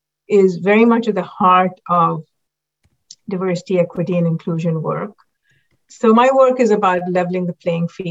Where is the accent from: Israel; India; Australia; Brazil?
India; Mumbai, Maharashtra; moved away as an adult; now in United States; I grew up in Mumbai, and growing up in Mumbai, India, everyone pretty much looked like me